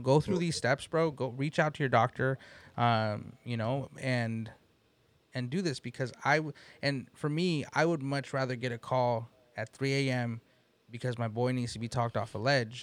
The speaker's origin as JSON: {"language": "English", "town": "East Palo Alto", "region": "California", "country": "United States", "tie": "born or raised there", "also_born_or_lived": "San Jose", "said": "we grew up in the Bay Area in areas that, you know, like I grew up in East Palo Alto"}